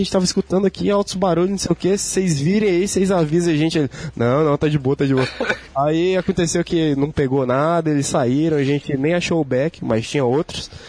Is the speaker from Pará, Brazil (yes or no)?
no; Rio Grande do Sul, Brazil; born there; eu nasci no Rio Grande do Sul